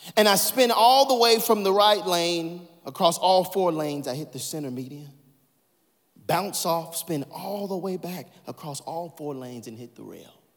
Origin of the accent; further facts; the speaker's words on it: Atlanta, Georgia, United States; I'm from Atlanta, Georgia.